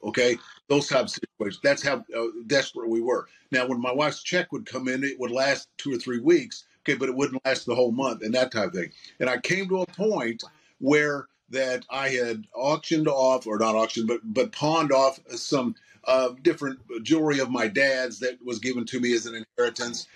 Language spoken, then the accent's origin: English; Southern Illinois, United States; I grew up in Southern Illinois, is where I grew up